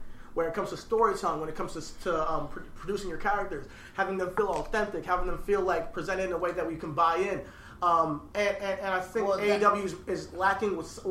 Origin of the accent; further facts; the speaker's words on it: Nigeria; You know, we're Nigerian out here.